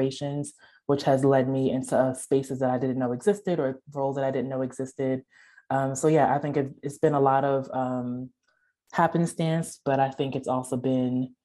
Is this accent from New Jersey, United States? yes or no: yes; New Jersey, United States; moved away as an adult; now in Memphis, United States; we're originally from Jersey